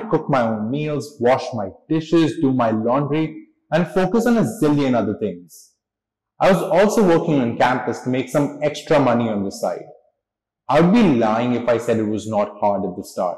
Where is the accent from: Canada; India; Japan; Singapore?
India; Mumbai, Maharashtra; moved away as an adult; also born or lived in Los Angeles / Hong Kong / Milan; I am born and raised in Mumbai